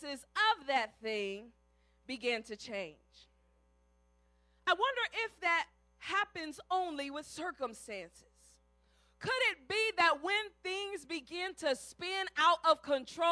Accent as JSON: {"language": "English", "town": "Cleveland", "region": "Ohio", "country": "United States", "tie": "born or raised there", "said": "I grew up in Ohio, and in Cleveland there was lots of snow."}